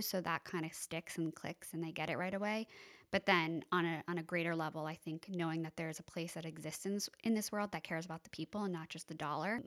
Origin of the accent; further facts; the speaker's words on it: East Hampton, New York, United States; also born or lived in Boston; I was born and raised in East Hampton. grew up on Three Mile Harbor, living back there now.